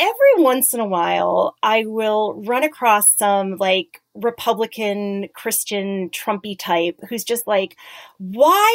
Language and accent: English; Connecticut, United States; I grew up in Connecticut. I grew up in a suburb.